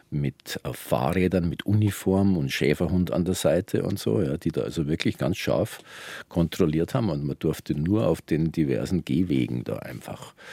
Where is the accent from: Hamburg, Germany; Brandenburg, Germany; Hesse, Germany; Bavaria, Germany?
Bavaria, Germany; Wir waren, wir sind aufgewachsen alle in der Veterinärkönigin oder Kalberstraße.